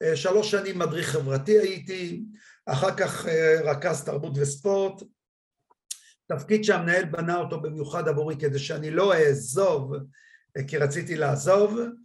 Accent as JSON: {"language": "Hebrew", "town": "Kiryat Malakhi", "region": "Southern District", "country": "Israel", "tie": "born or raised there"}